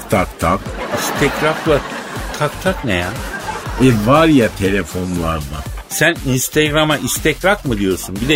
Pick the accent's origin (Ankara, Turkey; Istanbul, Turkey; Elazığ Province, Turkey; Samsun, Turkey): Elazığ Province, Turkey; Elazığ; Ya ben Elazığlıyım ya Ben bak koyayım ben.